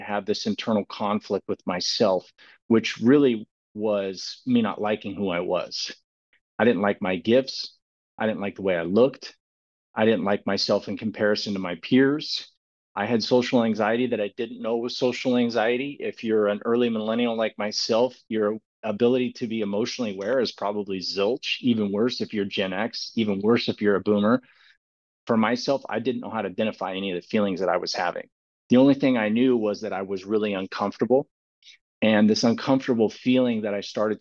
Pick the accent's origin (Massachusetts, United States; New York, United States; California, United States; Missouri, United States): California, United States; Clovis; I found out when I was a young kid that I was gifted with sports, and sports was a really big thing in the communities of Clovis